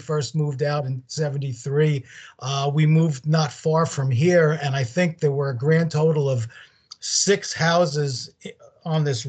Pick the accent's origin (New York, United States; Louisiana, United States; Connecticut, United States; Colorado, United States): New York, United States; New York City; now in Staten Island, United States; I was raised in Brooklyn